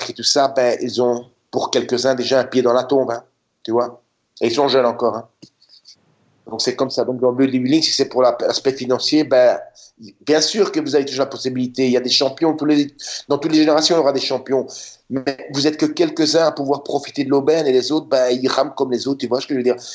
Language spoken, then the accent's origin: French; Budapest, Hungary; now in United States; moi, je venais de Budapest, tu sais. Moi, je venais de Budapest quand je suis arrivé en Californie. Et comparer Budapest et la Californie